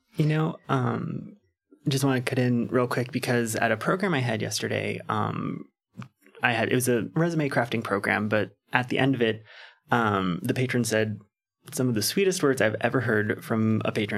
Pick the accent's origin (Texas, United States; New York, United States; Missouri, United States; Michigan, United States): Texas, United States; San Antonio; I'm from San Antonio, but I wasn't out growing up, so I was like, I don't know what's actually around here